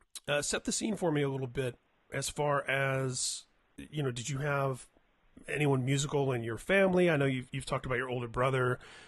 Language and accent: English; Indianapolis, Indiana, United States; And I grew up in Indianapolis